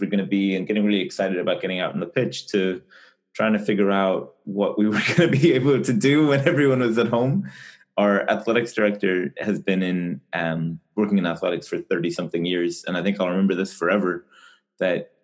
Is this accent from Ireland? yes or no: yes; Ireland; moved away as an adult; now in United States; I'm originally from Ireland, but I've been living in the US since 2013